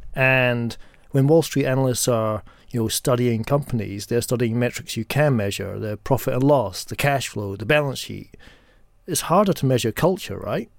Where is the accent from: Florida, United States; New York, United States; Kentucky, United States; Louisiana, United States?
New York, United States; now in United Kingdom; as an American and as a New Yorker